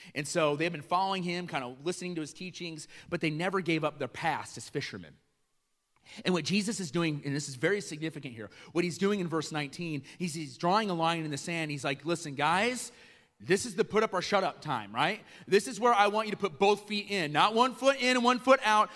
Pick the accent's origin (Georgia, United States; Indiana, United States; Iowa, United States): Iowa, United States; also born or lived in Chicago; now in Kenosha, United States; I didn't grow up in Kenosha. I grew up in Iowa